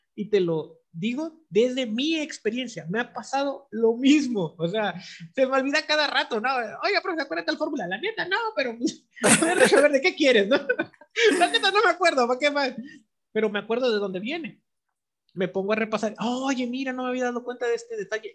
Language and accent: Spanish; Mexico; somos los mexicanos